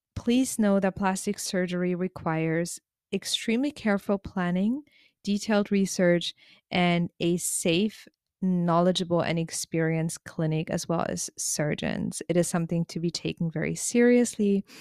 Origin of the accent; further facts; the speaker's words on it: Germany; as someone growing up in Germany